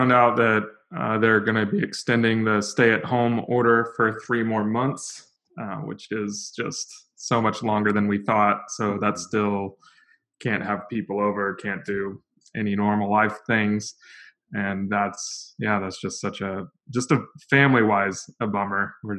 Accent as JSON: {"language": "English", "region": "Lisbon", "country": "Portugal", "tie": "born or raised there", "also_born_or_lived": "Portland, United States", "lives_now": "Los Angeles, United States", "said": "I grew up in Western Europe, in Lisbon, Portugal. That's actually where my wife is from."}